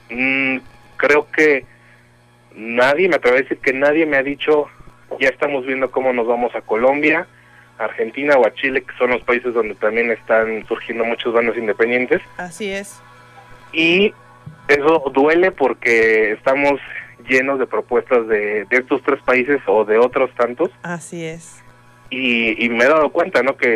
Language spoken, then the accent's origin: Spanish; Mexico; si fuera cierto, que como son mexicanos no nos quieren allá, pero creo que no.